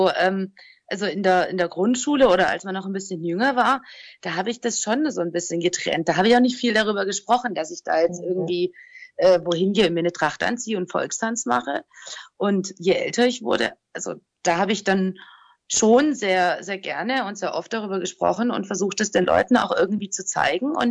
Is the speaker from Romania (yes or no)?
yes; Transylvania, Romania; hey, guck mal, ich komme aus Siebenbürgen und ähm, komm doch mal mit und ich zeig dir, ich zeige dir meine Kultur.